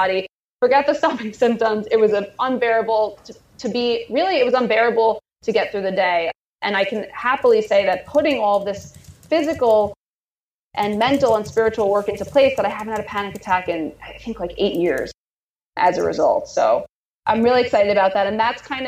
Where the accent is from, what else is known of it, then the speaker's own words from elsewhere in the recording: New York City, New York, United States; I grew up in Queens, New York, which is like a place where people celebrate diversity of all kinds.